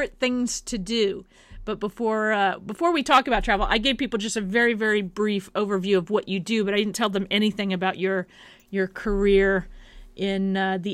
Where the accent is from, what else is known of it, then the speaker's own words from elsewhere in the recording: Kansas, United States; moved away as an adult; now in New York, United States; I happen to be from Kansas. That's where I was born and raised